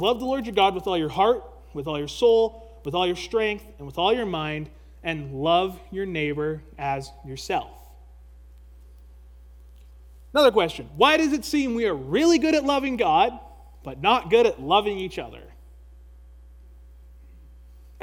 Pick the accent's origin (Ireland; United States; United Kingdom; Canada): Canada; as a Canadian